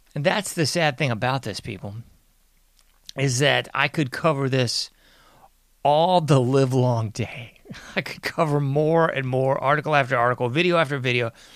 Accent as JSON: {"language": "English", "country": "United States", "said": "I'm an American"}